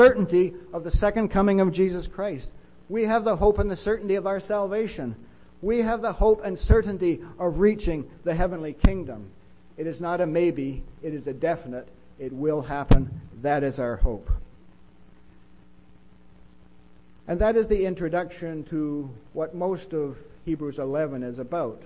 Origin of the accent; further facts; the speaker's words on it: Winnipeg, Manitoba, Canada; I grew up in Winnipeg, and it's a great city